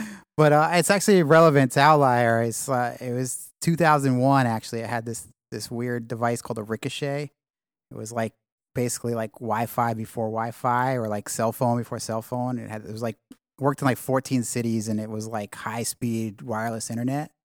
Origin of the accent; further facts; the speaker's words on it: New York City, New York, United States; moved away as an adult; also born or lived in California / London; I grew up in, in Manhattan